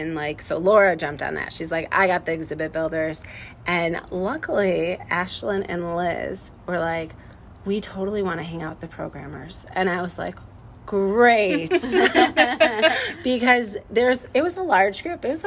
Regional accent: Illinois, United States; now in Iowa, United States; I'm from Illinois

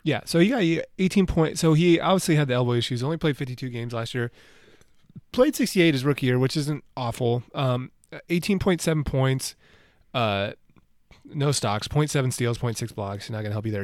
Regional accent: Midwest, United States; if you live in, like, our area where we have Bulls fans, we're from the Midwest

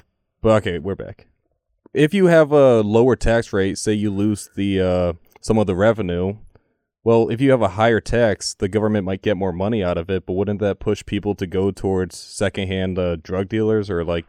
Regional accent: Connecticut, United States; Connecticut, my home state.

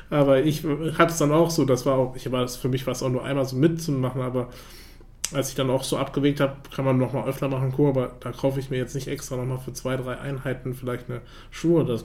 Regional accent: United States; German is a second language; Ich sehe das auch immer als Amerikaner.

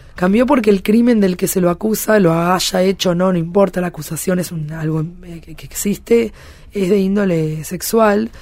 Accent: Argentina; now in France; yo soy argentina a la vez

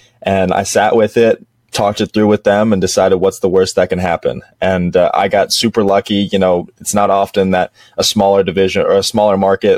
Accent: Dallas, Texas, United States; also born or lived in Western Massachusetts; I'm actually from Dallas, Texas, grew up here my entire life

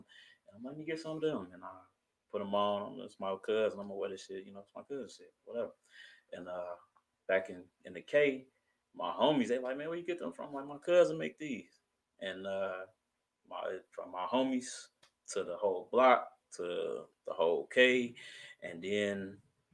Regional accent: Kenosha, Wisconsin, United States; also born or lived in Chicago, Illinois; I'm from Chicago, okay, but I moved to Kenosha. Okay. I went to high school in Kenosha, so it's Kenosha. So Kenosha is where I'm from

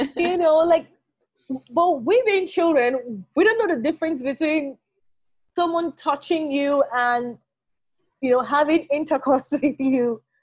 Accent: Delta, Nigeria; I was born here in Delta State, grew up all had all of my education in Delta State

